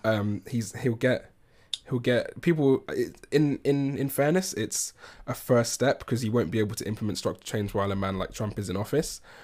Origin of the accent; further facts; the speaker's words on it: England, United Kingdom; as an Englishman